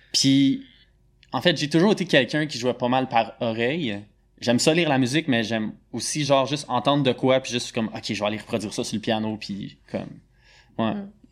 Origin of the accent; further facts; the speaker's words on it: Montreal, Quebec, Canada; De Montréal, born and raised.